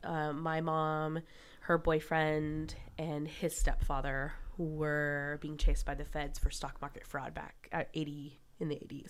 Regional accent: West Palm Beach, Florida, United States; I was born in West Palm Beach

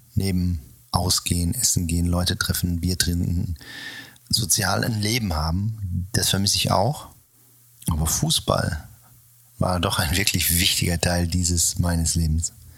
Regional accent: Sauerland, North Rhine-Westphalia, Germany; moved away; in meiner Jugend im Sauerland oder in meiner Kindheit

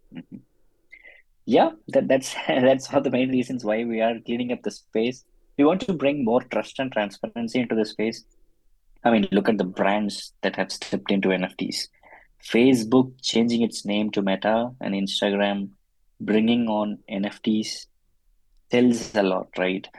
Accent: Chennai, Tamil Nadu, India; moved away as an adult; now in Munich, Germany; I'm originally from Chennai in India, but then I moved to Munich, uh, Germany in 2013.

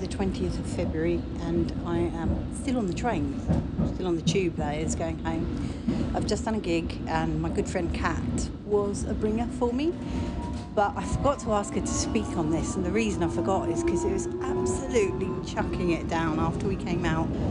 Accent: United Kingdom

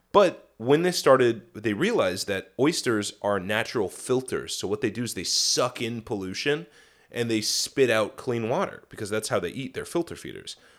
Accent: Midwest, United States; moved away; I grew up in the Midwest

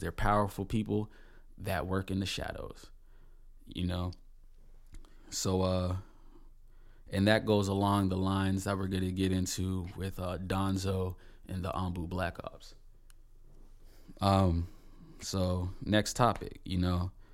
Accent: Palm Bay, Florida, United States; I'm from Palm Bay, Florida

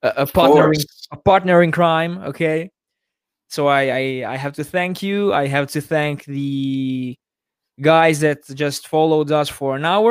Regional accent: Italy; I'm from Italy

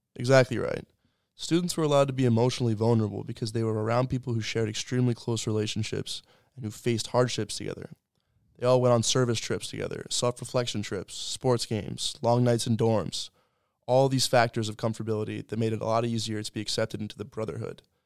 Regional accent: Annapolis, Maryland, United States; I'm from Annapolis, Maryland, and I'm a sophomore here at Colby

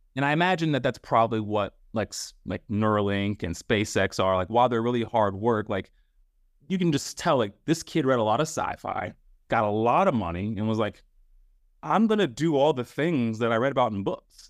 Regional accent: United States; growing up in America

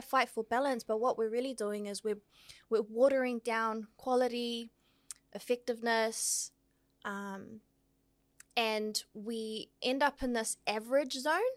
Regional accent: Auckland, New Zealand; born in Aotearoa, raised in the beautiful hood of Otara, South

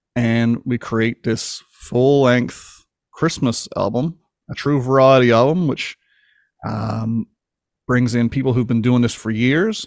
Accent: Newfoundland and Labrador, Canada; I grew up just like any other kid in Newport, Newfoundland

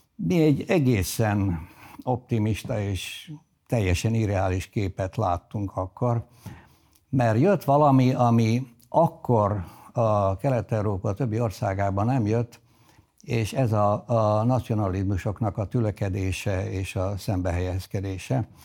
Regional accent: Zrenjanin, Vojvodina, Serbia; first language Hungarian; moved away as an adult; also born or lived in Belgrade / United States; a nagybecskeriki kötődésem a legigazibb, ha bár eh, ritkán vagyok ott. A eh, családom több generációja eh, ott született.

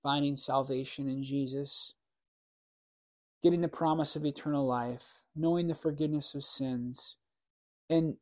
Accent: New Berlin, Wisconsin, United States; grew up in New Berlin. I went to West Dallas Hale. This is in Wisconsin.

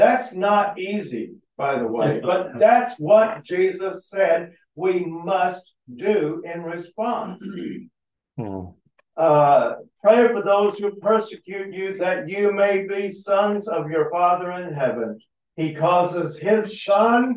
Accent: Texas, United States; I grew up in Texas

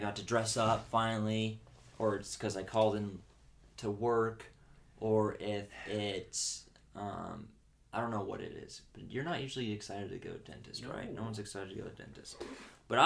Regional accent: Cedar City, Utah, United States; moved away as an adult; now in St. George, United States; I told her I was from Cedar. And then I moved here with my wife.

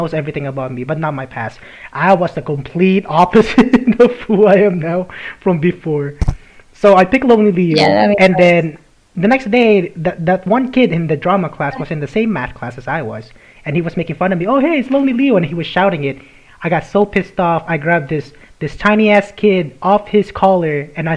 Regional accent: Philippines; I'm Filipino.

